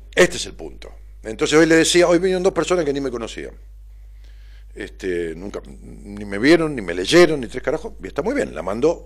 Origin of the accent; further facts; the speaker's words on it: Ramos Mejía, Buenos Aires Province, Argentina; mi pueblo, Ramón Mejía